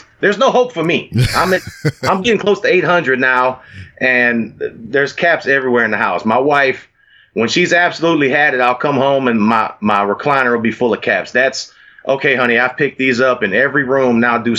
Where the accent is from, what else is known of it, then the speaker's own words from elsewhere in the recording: Texas, United States; also born or lived in Houston; plus, you know, I'm from Texas, man.